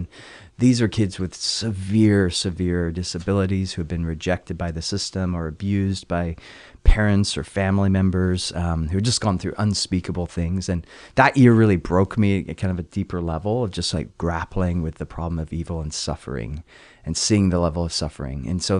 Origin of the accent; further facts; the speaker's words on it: California, United States; also born or lived in England; I was born in England. Believe it or not, you'd never guess it based on the accent. And at the age of 8, moved to California, Southern California.